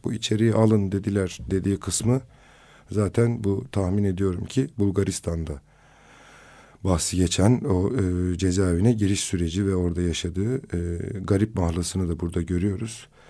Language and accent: Turkish; Kızıltepe, Mardin, Turkey; memleketim olan Kızıltepe'ye